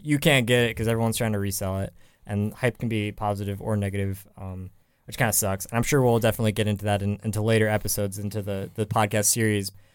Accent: San Francisco, California, United States; moved away; was back home in San Francisco, 'cause I'm from the Bay Area

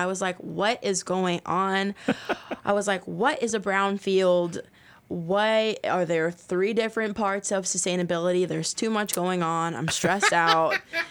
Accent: Florida, United States; now in Louisville, United States; So I've lived in Louisville the majority of my life, but yeah. I am from Florida. And I always, I grew up being able to go to the beach

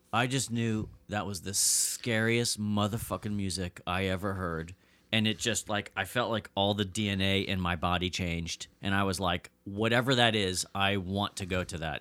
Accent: Pennsylvania, United States; moved away as an adult; now in Los Angeles, United States; From Pennsylvania originally, I grew up, I grew up in Pennsylvania.

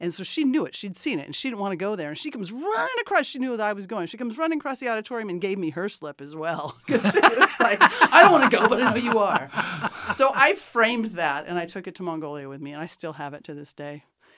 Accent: Mojave Desert, California, United States; moved away; Yeah, I was born and raised in the Mojave Desert.

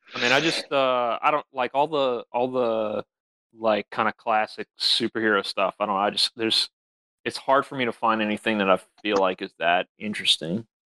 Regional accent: Louisiana, United States; we're we're from Louisiana

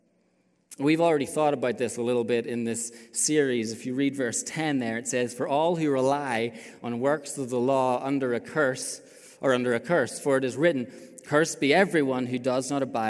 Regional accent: Ireland; moved away as an adult; also born or lived in China; I grew up in Ireland

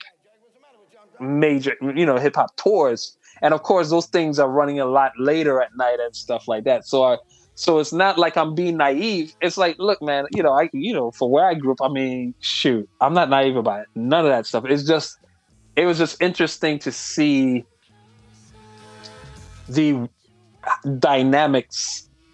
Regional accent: U.S. Virgin Islands; moved away; I'm from St. Thomas, U.S. Virgin Islands

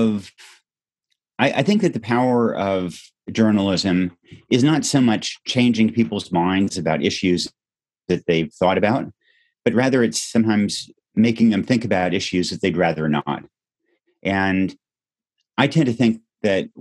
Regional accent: Yamhill, Oregon, United States; In places like Yamhill, my hometown, it's overwhelmingly white

